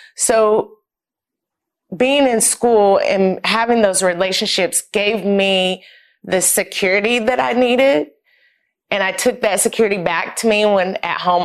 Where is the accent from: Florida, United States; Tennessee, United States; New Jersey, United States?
Tennessee, United States; Knoxville; moved away as an adult; I'm originally from Knoxville, Tennessee. I lived there all my life up until I went to college, born and raised in East Tennessee